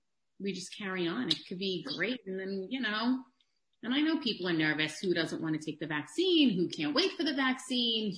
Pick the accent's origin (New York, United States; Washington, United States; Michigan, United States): New York, United States; New York City; accent: thick New York; now in Long Island, United States; I grew up in Queens